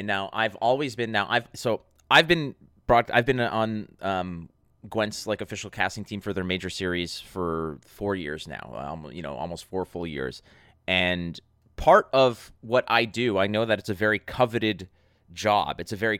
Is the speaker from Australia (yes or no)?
no; Montreal, Quebec, Canada; now in Mississauga, Canada; I am in Toronto. I'm born and raised in Montreal.